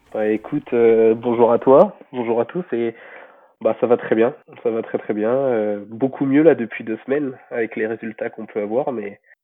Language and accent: French; Rouen, Normandy, France; also born or lived in Tarbes; je suis issu de Rouen, déjà vraiment de base. Et mon club, c'était la SPTT de Rouen à l'époque